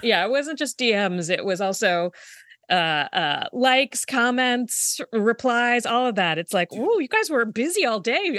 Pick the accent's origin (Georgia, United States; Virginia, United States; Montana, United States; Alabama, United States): Virginia, United States; growing up in Virginia